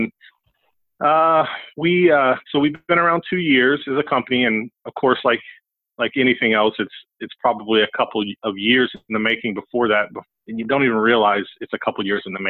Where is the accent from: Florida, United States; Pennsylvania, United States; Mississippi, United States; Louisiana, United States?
Florida, United States; Pensacola; also born or lived in Atlanta, Georgia / Tallahassee, Florida; now in Lakeland, United States; I was born in Atlanta. I kind of grew up in the North Gulf Coast. Went to high school in Pensacola and college in Tallahassee